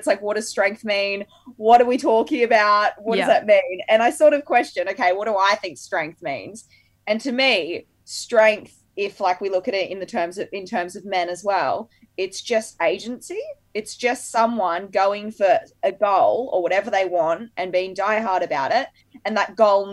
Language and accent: English; Sydney, New South Wales, Australia; I'm from Western Sydney